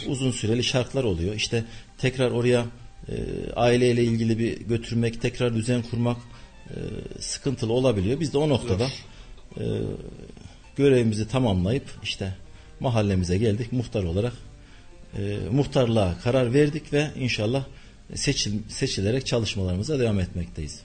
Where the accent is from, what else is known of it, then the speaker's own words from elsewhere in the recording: Gülşehir, Nevşehir, Turkey; moved away as an adult; now in Kayseri, Turkey; 1972 Nevşehir doğumluyum. Nevşehir ili Gülşehir ilçesi doğumluyum. Ee, ilk e, orta ve liseyi Gülşehir'de okudum